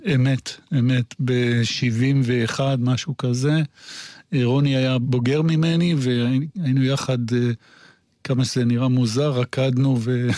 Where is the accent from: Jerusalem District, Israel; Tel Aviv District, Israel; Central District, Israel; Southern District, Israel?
Jerusalem District, Israel; Jerusalem; אני ירושלמי במקור, אה, ילד טוב, ירושלים